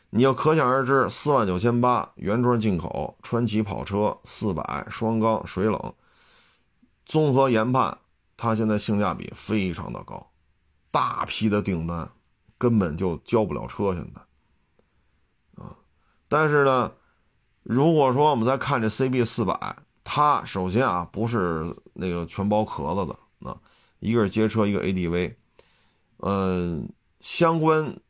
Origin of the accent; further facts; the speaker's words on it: China; 我作为一个中国人来讲